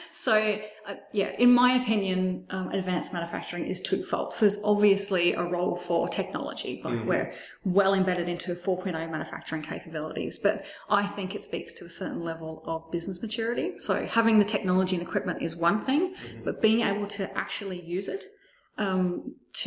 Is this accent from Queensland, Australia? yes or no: no; Penrith, New South Wales, Australia; also born or lived in Bankstown, Australia; now in Brisbane, Australia; I was born in Bankstown, grew up in Penrith